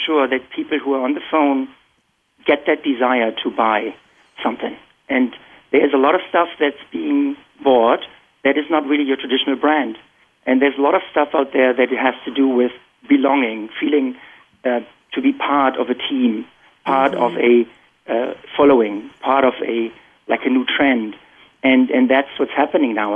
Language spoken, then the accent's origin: English; Germany; moved away as an adult; now in Boston, United States; So I'm born and raised in Germany, and you can probably still detect my accent. I've been here for about 18 years.